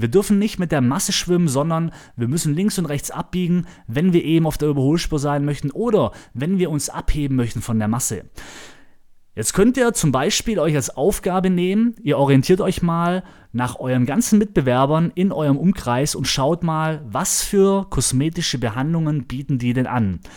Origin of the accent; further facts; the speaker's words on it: Germany; moved away; ich war zu Hause in meiner Heimatstadt Ramsburg